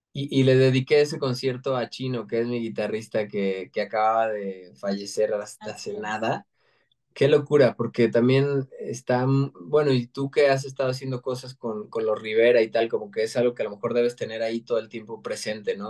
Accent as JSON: {"language": "Spanish", "country": "Mexico", "said": "todos nos sentimos orgullosos de ser mexa"}